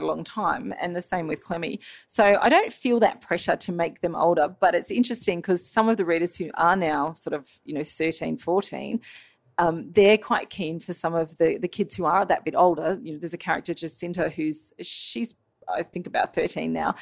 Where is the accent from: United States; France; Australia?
Australia; my childhood growing up in Australia